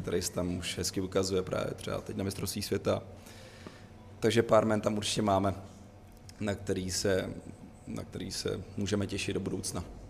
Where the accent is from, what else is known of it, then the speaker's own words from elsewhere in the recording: Cheb, Karlovy Vary Region, Czechia; já jsem ze západu, z Chebu